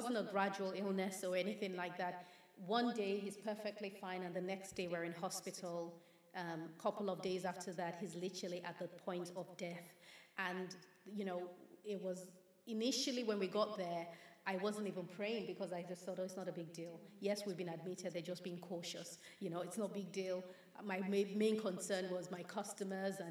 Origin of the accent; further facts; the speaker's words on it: Nigeria; growing up in Nigeria, we would have people run to our home and beg my father